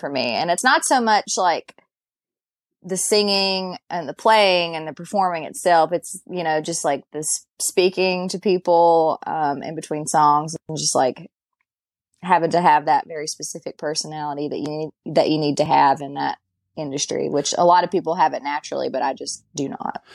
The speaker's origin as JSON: {"language": "English", "town": "Galax", "region": "Virginia", "country": "United States", "tie": "born or raised there", "said": "I'm from Galax."}